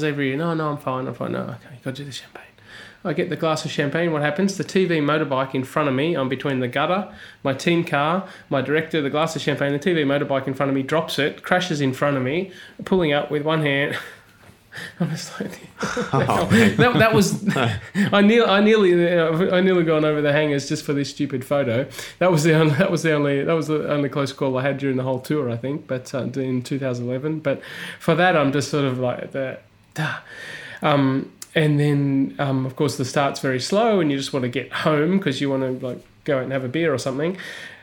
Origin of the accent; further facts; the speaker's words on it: Australia; I was born in the desert in Australia